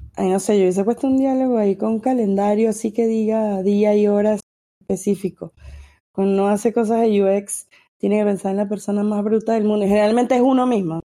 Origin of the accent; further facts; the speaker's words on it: Venezuela; now in United States; soy venezolana, vivo en Estados Unidos